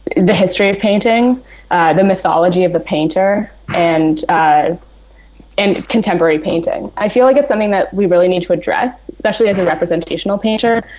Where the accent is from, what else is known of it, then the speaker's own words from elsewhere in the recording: Toronto, Ontario, Canada; I spent studying at an actually really traditional painting academy in my hometown of Toronto